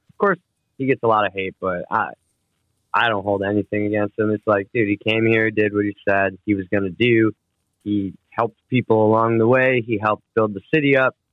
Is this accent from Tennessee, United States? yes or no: no; Cleveland, Ohio, United States; also born or lived in Chicago, Illinois; I grew up in Cleveland, Ohio. I was born in Cleveland, Ohio